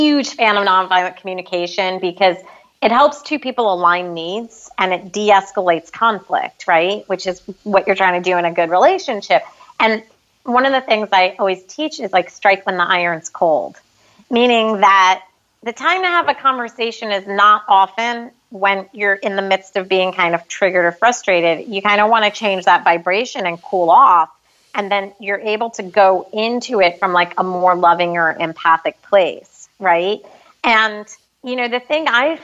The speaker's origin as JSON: {"language": "English", "country": "United States", "said": "we as American citizens"}